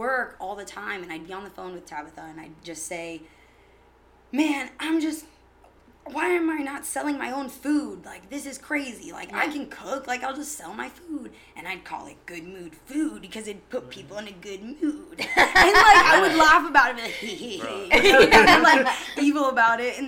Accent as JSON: {"language": "English", "town": "Tampa", "region": "Florida", "country": "United States", "tie": "born or raised there", "lives_now": "St. Petersburg, United States", "said": "born and raised in Tampa"}